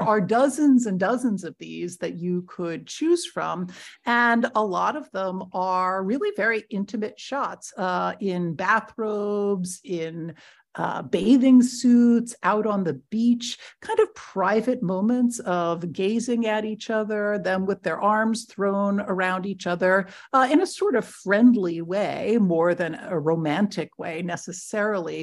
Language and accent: English; near Media, Pennsylvania, United States; a very small regional office in Media, Pennsylvania, which actually happens to be right next to my hometown.